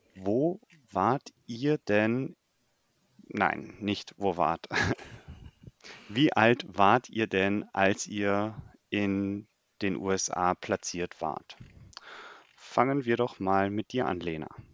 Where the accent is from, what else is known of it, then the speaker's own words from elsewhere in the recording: Germany; also born or lived in United States; bei uns in Deutschland